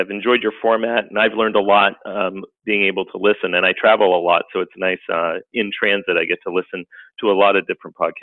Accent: Canada; moved away as an adult; now in United States; I was actually born and raised in Canada, and then I came down to the United States to get a master's degree.

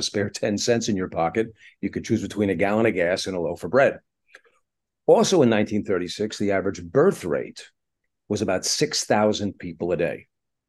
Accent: Brooklyn, New York, United States; also born or lived in Far Rockaway; now in Los Angeles, United States; I'm based in Los Angeles, but I'm originally from New York City. Grew up in Brooklyn and Far Rockaway in New York. I've been in Los Angeles for about 23 odd years.

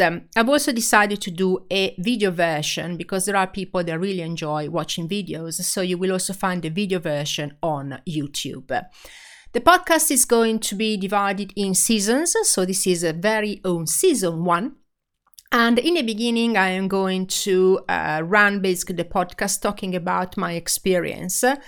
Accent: Italy; accent: Italian; English is a second language; I am Italian, as you can hear from my accent

